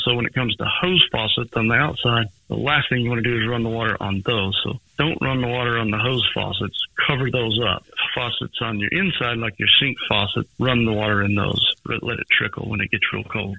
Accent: Princeton, Texas, United States; I grew up around Princeton

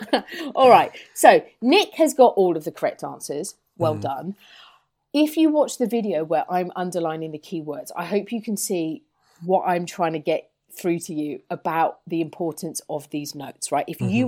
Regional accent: England, United Kingdom; as English people

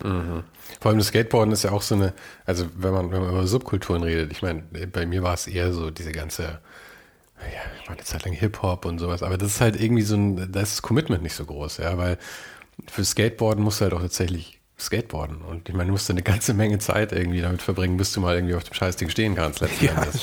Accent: Munich, Bavaria, Germany; in München

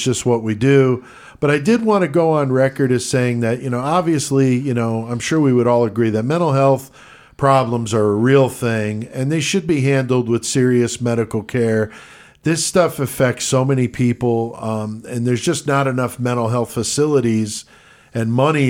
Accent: New York, United States; born there; now in Illinois, United States; I was born in the Bronx, yeah.

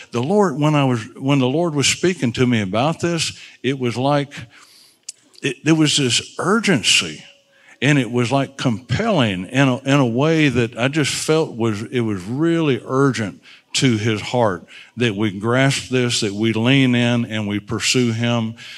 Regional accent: Alabama, United States; I'm from Alabama.

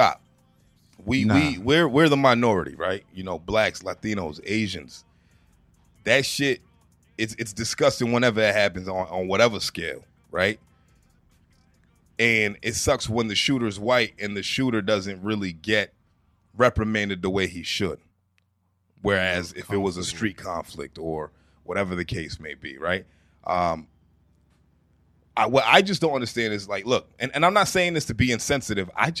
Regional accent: Boston, Massachusetts, United States; speaking from a Bostonian perspective, growing up in Mattapan

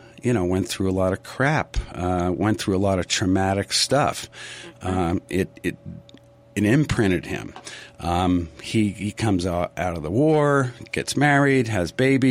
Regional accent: New England, United States; I grew up in New England

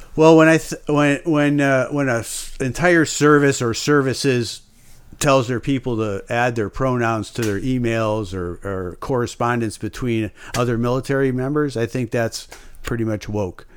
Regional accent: United States; as an American

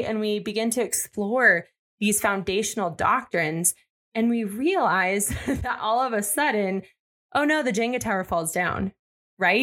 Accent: Arizona, United States; born or raised there

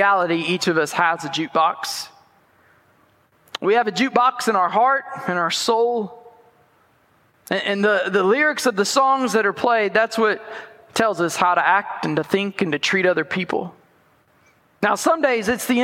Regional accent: Benton, Arkansas, United States; now in El Dorado, United States; growing up in Benton, we had this roller skating rink called Bud's

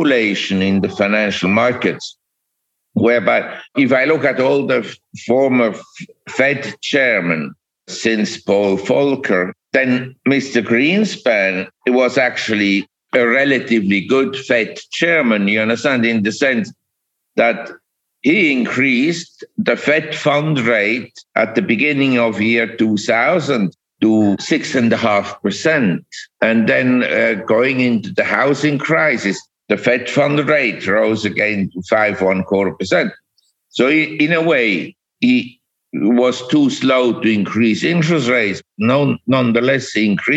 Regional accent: Switzerland; moved away as an adult; also born or lived in Geneva, Switzerland / Zurich, Switzerland / New York, United States; I was born in Switzerland and I grew up in Geneva and Zurich

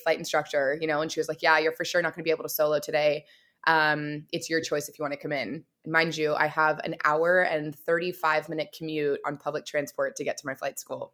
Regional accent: California, United States; now in Vancouver, Canada; I'm actually from the States originally, from California, and living in, um, right now Vancouver, British Columbia

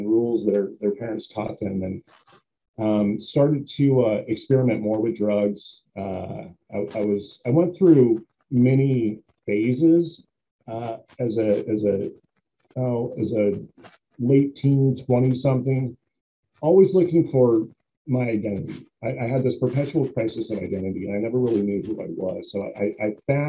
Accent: Billings, Montana, United States; I grew up in Montana. My hometown is Billings, Montana

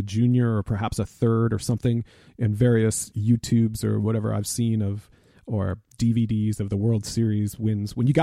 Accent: Boston, Massachusetts, United States; growing up in Boston

